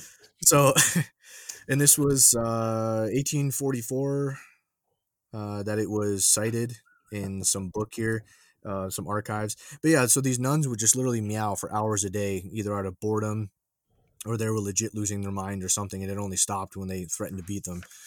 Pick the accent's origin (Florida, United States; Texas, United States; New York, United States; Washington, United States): New York, United States; growing up in New York